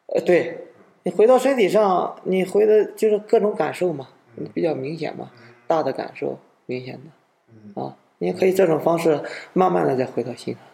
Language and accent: Chinese; China; 我们中国人